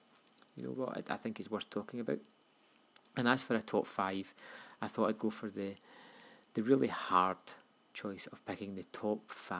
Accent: Scotland, United Kingdom; I'm Scottish

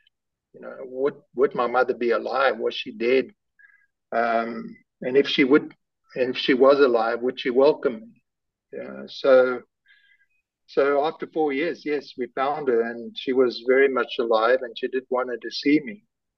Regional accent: South Africa; born there; I was given a name and an age of my mother and the place I was born in South Africa on a small piece of paper

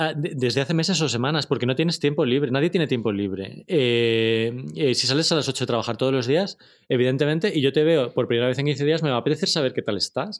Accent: Torrejón de Ardoz, Community of Madrid, Spain; soy de Torrejón

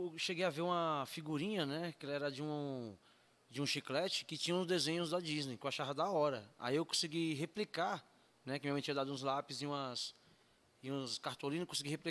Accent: São Paulo, Brazil; Eu não sou daqui, né? Sou de São Paulo, né?

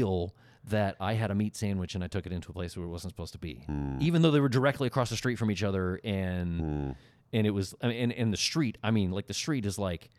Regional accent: Oklahoma, United States; I'm from Oklahoma

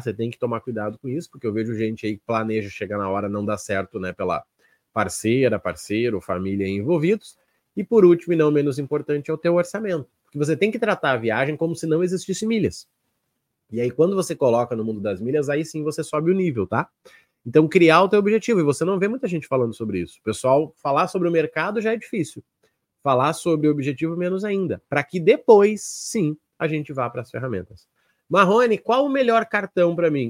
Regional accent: South Region, Brazil; eu sou aqui do Sul

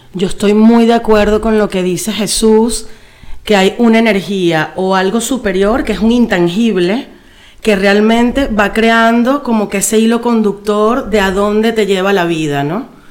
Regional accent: Caracas, Capital District, Venezuela; moved away as an adult; now in Madrid, Spain; Caracas es la ciudad donde yo nací y crecí

